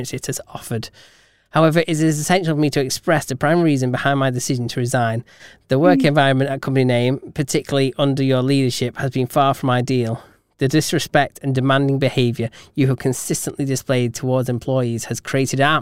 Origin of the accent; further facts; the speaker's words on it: England, United Kingdom; we're English